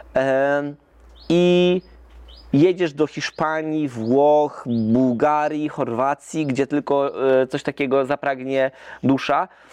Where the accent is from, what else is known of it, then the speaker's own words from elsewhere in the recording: Zielona Góra, Lubusz Voivodeship, Poland; my jesteśmy wycieczką z Zielonej Góry